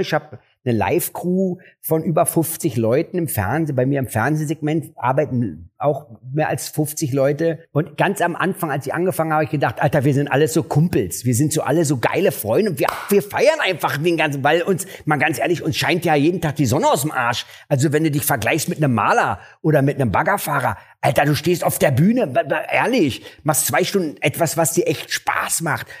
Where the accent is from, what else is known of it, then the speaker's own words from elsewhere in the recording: Berlin, Germany; also born or lived in Mariendorf, Berlin / Neukölln, Berlin; Aufgewachsen bin ich in Kreuzberg